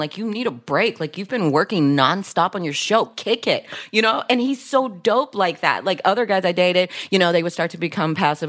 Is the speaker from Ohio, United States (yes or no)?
yes; Dayton, Ohio, United States; It was just like, where are you from? Dayton, Ohio.